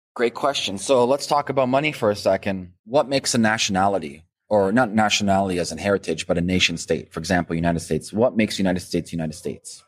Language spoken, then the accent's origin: English; Canada; as a Canadian